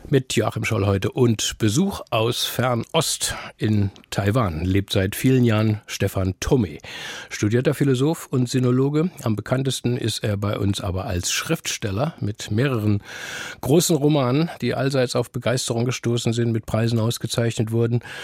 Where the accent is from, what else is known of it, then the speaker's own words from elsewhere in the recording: Heidelberg area, Baden-Württemberg, Germany; bisschen südlicher bin ich aufgewachsen in der Gegend von Heidelberg